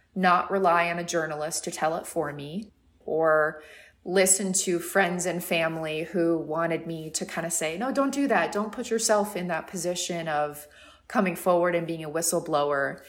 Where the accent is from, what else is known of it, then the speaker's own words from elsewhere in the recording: San Diego, California, United States; now in New York, United States; I'm originally from San Diego, which is a, a, and a small coastal town